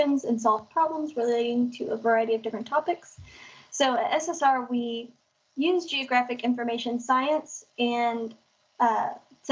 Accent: Collierville, Tennessee, United States; also born or lived in Memphis / Millington, Tennessee; I grew up in Collierville, and now I currently live in Millington, Tennessee

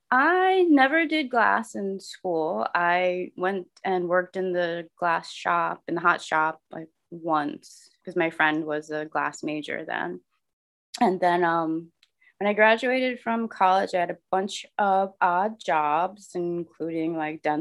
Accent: Connecticut, United States; also born or lived in California / Texas / Philadelphia / Rhode Island; I'm, I guess I'm from Connecticut. I wasn't born there, but I grew up there.

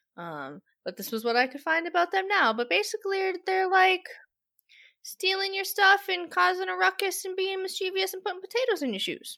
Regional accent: United States; I am American

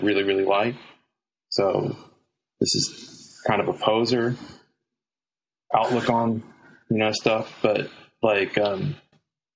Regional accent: Texas, United States; I'm from Texas. I grew up in a Baptist family

